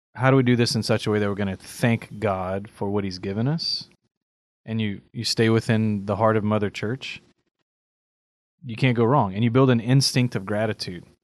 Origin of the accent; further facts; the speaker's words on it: Cajun, Louisiana, United States; I'm a Cajun